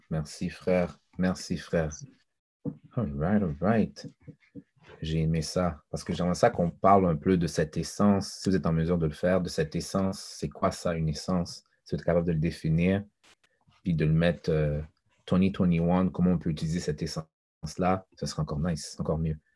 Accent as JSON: {"language": "French", "country": "Haiti", "said": "moi je suis un haïtien, donc tout ce qui est haïtien, je dois élever"}